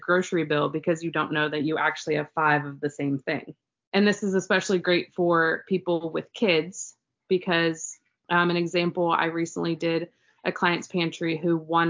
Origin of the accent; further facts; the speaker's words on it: Raleigh, North Carolina, United States; I was born and raised in Raleigh, so I know this area like the back of my hand.